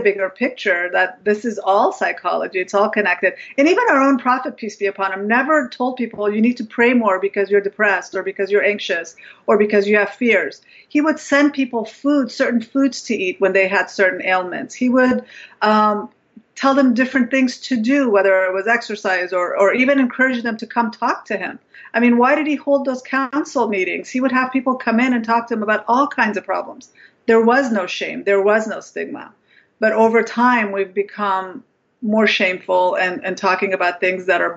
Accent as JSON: {"language": "English", "country": "Afghanistan", "said": "I'm from Afghanistan"}